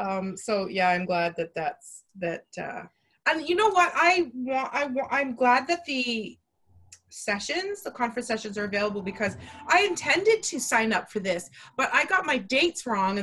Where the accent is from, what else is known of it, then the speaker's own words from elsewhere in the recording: Texas, United States; I'm from Texas. Does she have a Texas accent?